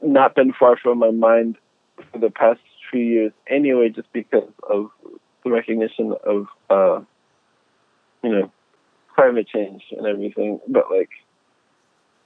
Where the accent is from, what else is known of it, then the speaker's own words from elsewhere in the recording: Pittsburgh, Pennsylvania, United States; I grew up in Western Pennsylvania, and I grew up in the suburbs of Pittsburgh